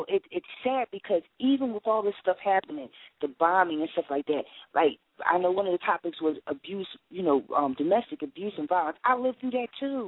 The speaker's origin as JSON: {"language": "English", "town": "Philadelphia", "region": "Pennsylvania", "country": "United States", "tie": "born or raised there", "also_born_or_lived": "New York", "said": "raised in Philadelphia during the Rizzo time."}